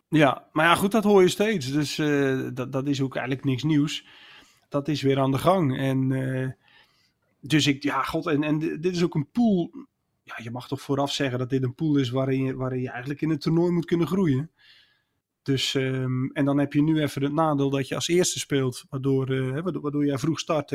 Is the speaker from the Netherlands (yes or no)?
yes; Netherlands; als Nederlander